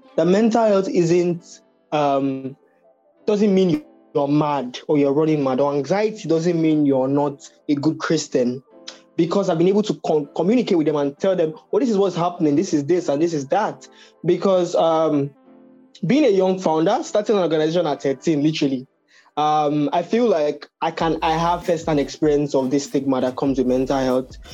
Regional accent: Nigeria; we're both from Nigeria

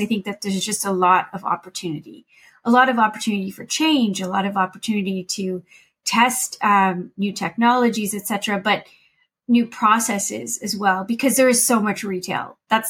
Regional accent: London, United Kingdom; I think growing up in London, to me, that was the center of the fashion world, let alone the world.

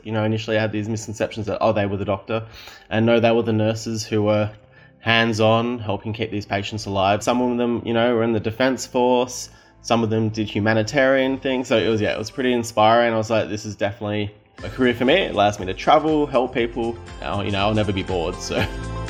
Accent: Victoria, Australia; now in Northern Territory, Australia; I'm originally from Victoria and I'm now residing in the Territory

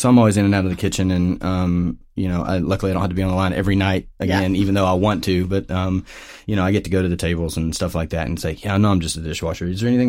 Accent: Portland, Oregon, United States; I'm from Portland, Oregon as well.

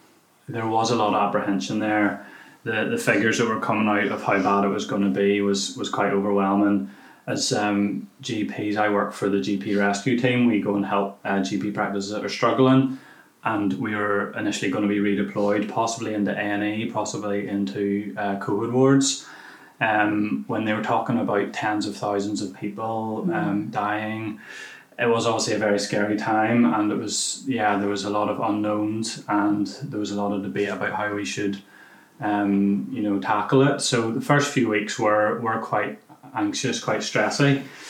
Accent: Whitehead, Northern Ireland, United Kingdom; moved away as an adult; also born or lived in New Zealand; now in Belfast, United Kingdom; I am 33 years old. I'm from Whitehead originally, but have obviously bought a house in East Belfast.

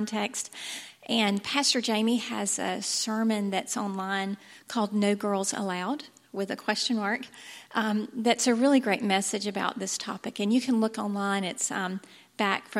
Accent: Thomasville, Georgia, United States; I grew up in Thomasville

